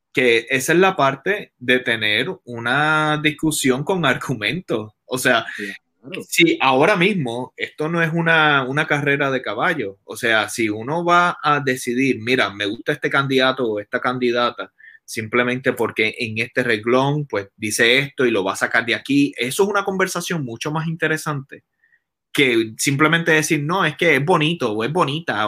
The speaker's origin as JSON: {"language": "Spanish", "country": "Puerto Rico", "said": "yo como puertorriqueño quiero lo mejor para mi isla"}